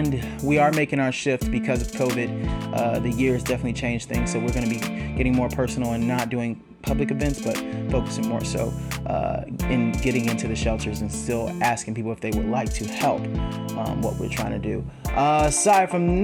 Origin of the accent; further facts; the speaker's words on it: Dallas, Texas, United States; I'm from Dallas, Texas